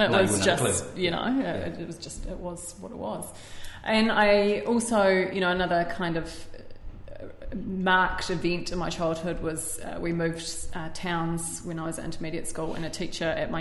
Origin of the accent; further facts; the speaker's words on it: New Zealand; Born and raised in New Zealand.